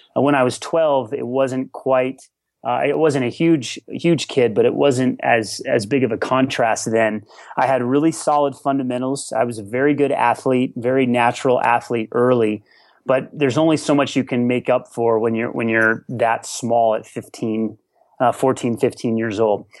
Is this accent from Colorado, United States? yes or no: yes; Colorado, United States; growing up in Colorado, high altitude